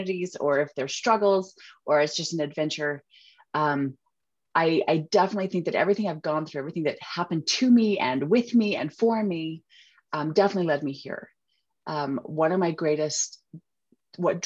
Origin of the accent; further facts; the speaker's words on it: Utah, United States; accent: Utahnics; I am from Utah. I'm from the States. And there's a little bit, you can probably hear a little bit of my accent. We have a tendency to drop our T's